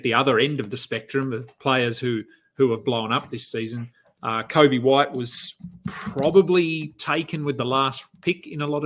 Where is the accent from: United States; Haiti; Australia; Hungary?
Australia; being an Aussie